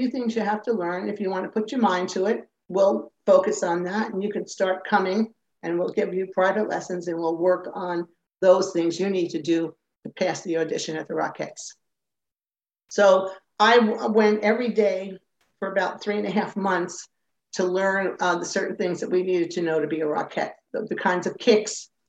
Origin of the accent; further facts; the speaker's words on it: central New Jersey, United States; moved away as an adult; Initially, um, I lived in uh, small towns in, in New Jersey, central New Jersey